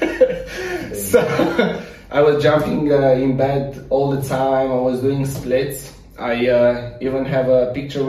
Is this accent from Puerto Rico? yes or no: no; Romania; moved away as an adult; also born or lived in United States; now in Dubai, United Arab Emirates; I'm from Romania.